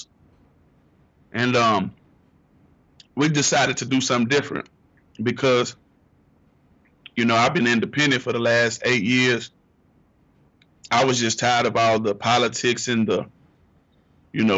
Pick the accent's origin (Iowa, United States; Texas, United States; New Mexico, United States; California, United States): Texas, United States; Houston; I'm from Houston